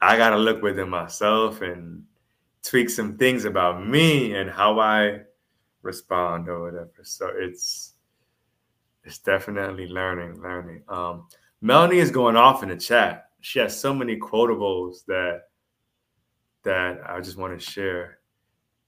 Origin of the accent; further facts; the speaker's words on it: Jamaica; I am Jamaican.